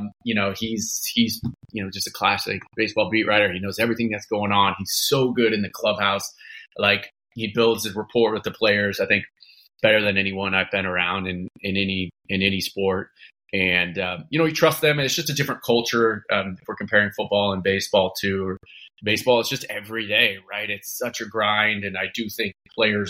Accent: Seattle, Washington, United States; I grew up in North End, went to Mount Lake Terrace High School

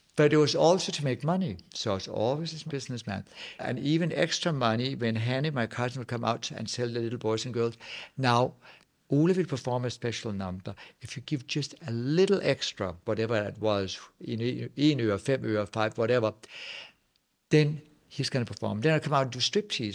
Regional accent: Nibe, North Denmark Region, Denmark; English is a second language; now in Los Angeles, United States; as a Dane, I'm also coming from Jutland. I come from bl-, blue-collar working class family

